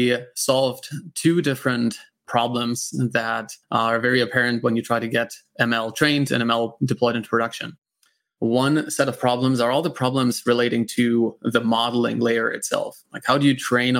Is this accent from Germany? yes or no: yes; Germany; accent: German; English is a second language; moved away; also born or lived in United States; I'm from Germany originally, and that's where that accent's coming from